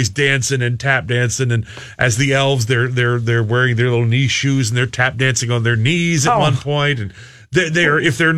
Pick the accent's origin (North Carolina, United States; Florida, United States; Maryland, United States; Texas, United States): Florida, United States; Miami; I grew up in Miami, Florida.